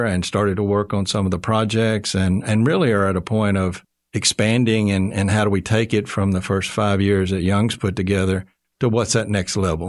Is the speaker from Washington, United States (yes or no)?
no; Marlton, Arkansas, United States; also born or lived in Texas; I was born and raised in Marlton, Arkansas. So okay. I grew up here in the States.